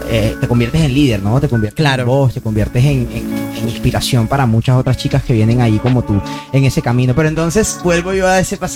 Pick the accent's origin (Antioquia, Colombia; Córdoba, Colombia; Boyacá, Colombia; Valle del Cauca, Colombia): Córdoba, Colombia; Montería; moved away as an adult; now in Barranquilla, Colombia; Soy de Montería